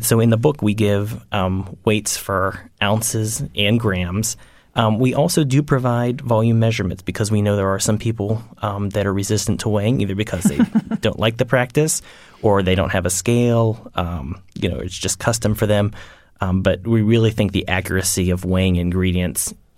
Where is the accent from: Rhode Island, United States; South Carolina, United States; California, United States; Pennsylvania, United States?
Pennsylvania, United States; Pittsburgh; I grew up outside of Pittsburgh, and I went to college and graduate school at the University of Pittsburgh